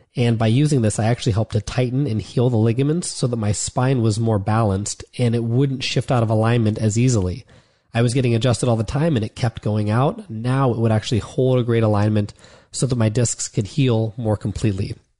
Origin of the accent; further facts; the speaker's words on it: Ohio, United States; moved away as an adult; also born or lived in Florida; I'd been in Florida for the past four years, even though I'm from Ohio